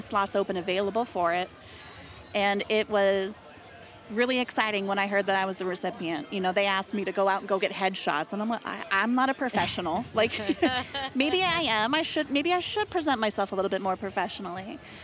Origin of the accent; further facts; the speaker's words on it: Colorado, United States; I grew up in Colorado